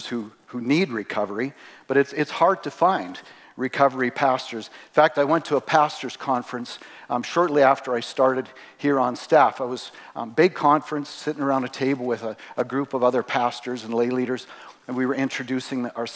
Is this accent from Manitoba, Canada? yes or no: no; Three Hills, Alberta, Canada; I grew up here in Three Hills. Actually, we moved here when I was in grade 7.